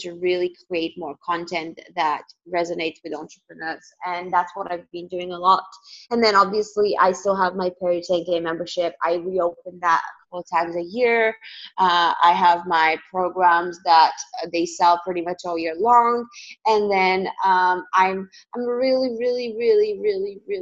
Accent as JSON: {"language": "English", "region": "Northwest", "country": "Bulgaria", "tie": "born or raised there", "also_born_or_lived": "London, United Kingdom", "moved": "yes", "lives_now": "Malta", "said": "I grew up in Bulgaria, which is it's kind of a four-season country"}